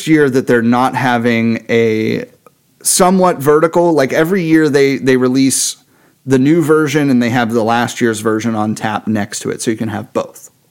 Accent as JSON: {"language": "English", "town": "Pittsburgh", "region": "Pennsylvania", "country": "United States", "tie": "born or raised there", "said": "where I grew up in Lawrenceville"}